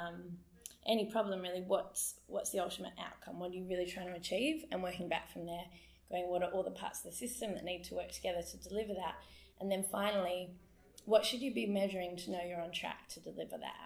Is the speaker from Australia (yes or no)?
yes; Perth, Western Australia, Australia; moved away as an adult; also born or lived in Sydney / Darwin / Melbourne / Adelaide; I grew up here in Perth, but I have been away for the last 9 years and decided to come back in December